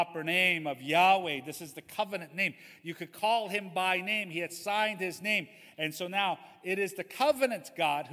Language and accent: English; Los Angeles, California, United States; from Los Angeles